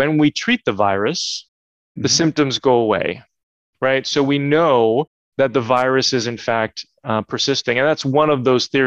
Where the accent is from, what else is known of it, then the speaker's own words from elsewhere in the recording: New Jersey, United States; growing up in New Jersey